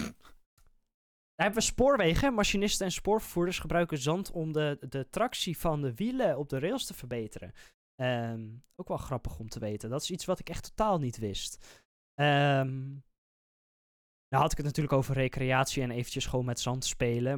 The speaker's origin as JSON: {"language": "Dutch", "country": "Netherlands", "said": "wij als Nederlanders"}